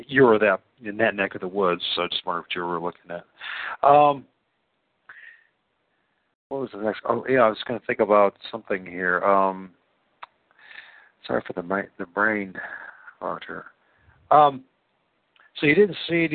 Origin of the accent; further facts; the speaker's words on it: Great Lakes, United States; I'm a flatlander from the Great Lakes